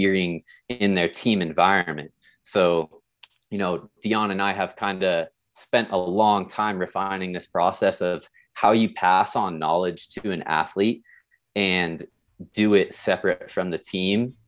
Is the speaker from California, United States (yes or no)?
yes; San Diego, California, United States; moved away as an adult; now in South Lake Tahoe, United States; I grew up in San Diego. and then ended up right here in South Lake Tahoe